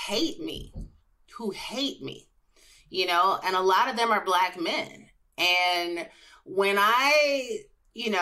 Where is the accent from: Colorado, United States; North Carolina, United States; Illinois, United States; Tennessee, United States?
Illinois, United States; Chicago; I was from Chicago